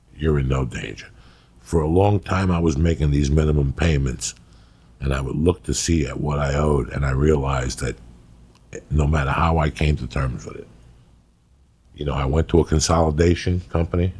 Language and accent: English; New Jersey, United States; I was raised in Jersey